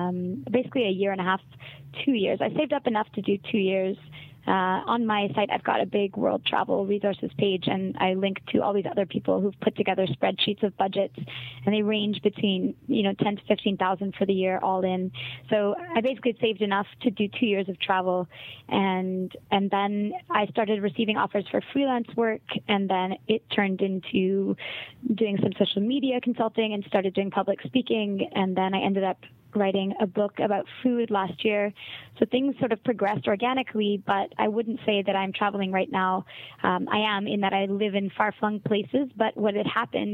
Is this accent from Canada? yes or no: yes; Montreal, Quebec, Canada; first language English; moved away; I am from Quebec. I'm from Montreal, but English is my first language